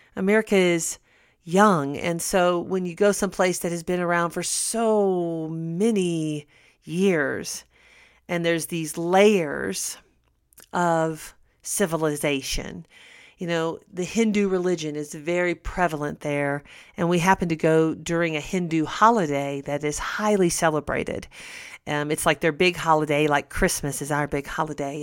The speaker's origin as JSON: {"language": "English", "country": "United States"}